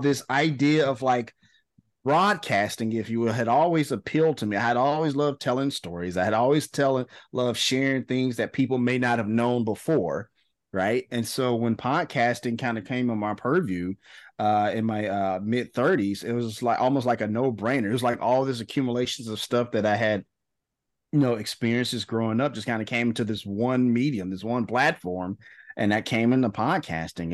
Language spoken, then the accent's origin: English; Memphis, Tennessee, United States; socially awkward black kid growing up in Memphis, Tennessee.